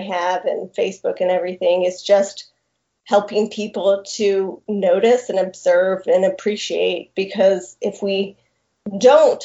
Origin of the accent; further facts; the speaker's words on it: Tallahassee, Florida, United States; also born or lived in Colorado / Montana; I am actually from Tallahassee